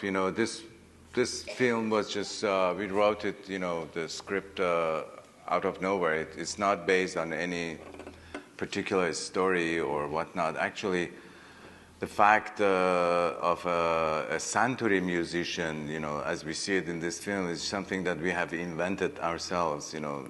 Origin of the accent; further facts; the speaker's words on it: Iran; English is a second language; don't forget that I come from Iran all the way, you know, up to here.